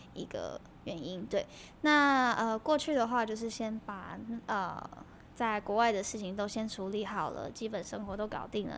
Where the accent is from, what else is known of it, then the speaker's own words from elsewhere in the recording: Kaohsiung, Taiwan; 其实我从小都是在高雄长大的啦